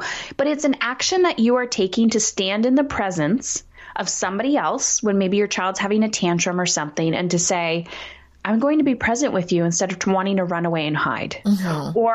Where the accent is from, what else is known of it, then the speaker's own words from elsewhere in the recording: Canada; I'm Canadian